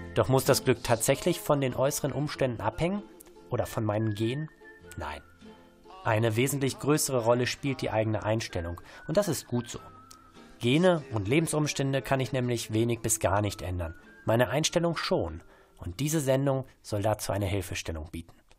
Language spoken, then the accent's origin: German; Bochum, North Rhine-Westphalia, Germany; als Bochumer